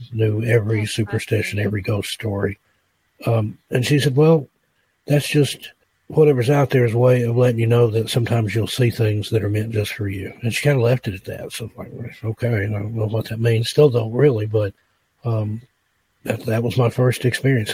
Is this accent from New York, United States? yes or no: no; East Tennessee, United States; moved away; I grew up in East Tennessee